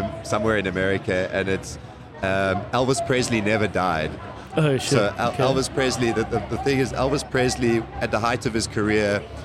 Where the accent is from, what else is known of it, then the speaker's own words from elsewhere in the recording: Johannesburg, Gauteng, South Africa; In West Dean, Dean, Melville area